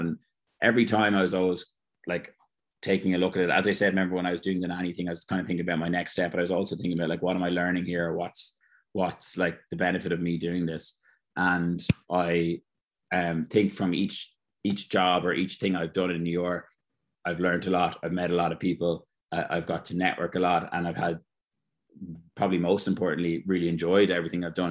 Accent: Ireland; moved away as an adult; now in United States; being an Irish guy

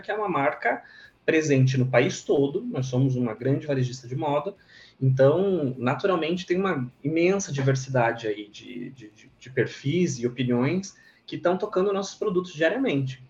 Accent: Monte Castelo, Santa Catarina, Brazil; moved away; also born or lived in Florianópolis; eu sou de Santa Catarina, eu sou do interior do estado, de uma cidade bem pequena, de Santa Catarina, chama Monte Castelo

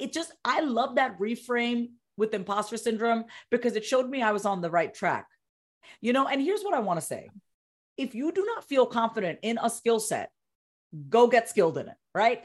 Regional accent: Long Island, New York, United States; also born or lived in Coney Island, New York; I was born, uh, in Coney Island, New York. I was raised on Long Island, New York.

